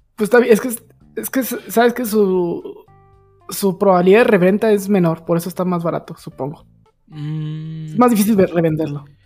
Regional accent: Mexico

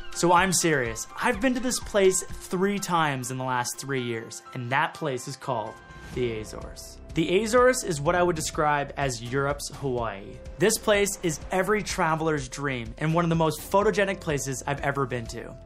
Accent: Canada; being a Canadian

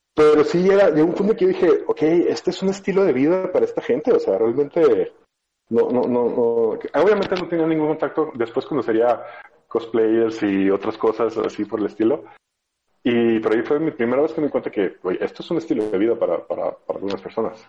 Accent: Sinaloa, Mexico; moved away; yo vengo de Sinaloa, de una época donde no había internet, entonces solo, solo había banda

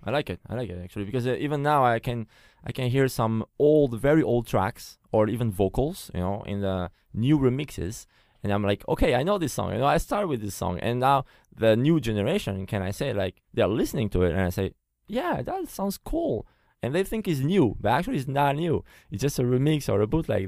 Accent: Portugal; first language Portuguese; English is a second language; also born or lived in France; now in Taiwan; I'm French, like I said, but uh, I was born in Portugal. So my first language is Portuguese

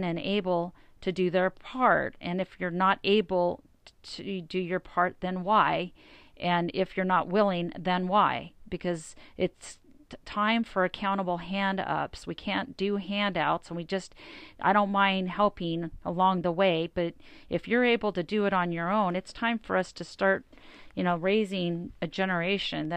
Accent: Las Vegas, Nevada, United States; I'm from Vegas

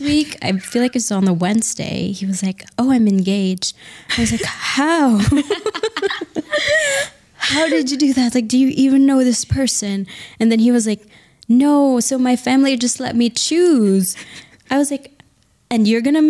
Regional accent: Philippines; moved away as an adult; also born or lived in New York City, United States; now in Surat, India; I grew up in the Philippines

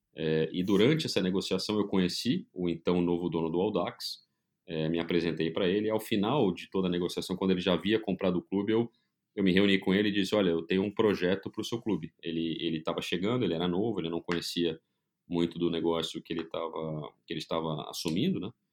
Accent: Brazil; moved away as an adult; also born or lived in São Paulo; now in Orlando, United States; sou brasileiro

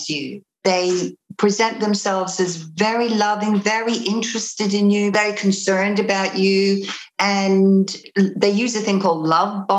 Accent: Australia; also born or lived in Liverpool, United Kingdom; I'm originally from the UK. I'm from Liverpool. I came to Australia when I was 7. And when I was 15, this cult came to my school.

